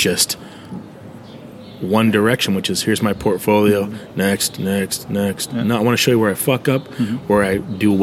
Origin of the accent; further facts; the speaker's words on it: United States; I'm American